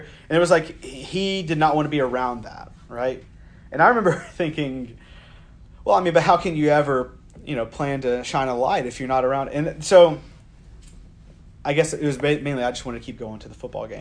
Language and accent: English; the South, United States; born or raised there